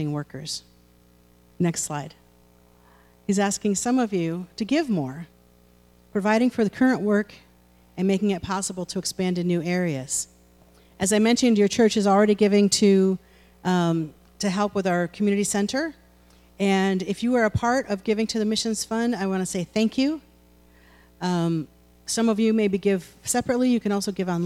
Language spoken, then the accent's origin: English; United States